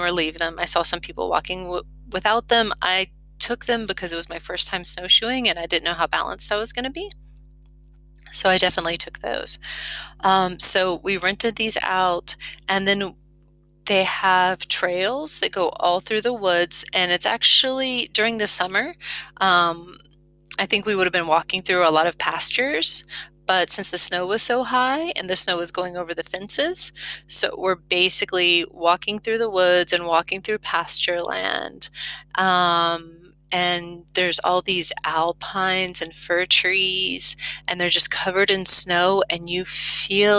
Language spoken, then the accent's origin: English; Florida, United States; moved away as an adult; now in Lozère, France; because I'm from Florida.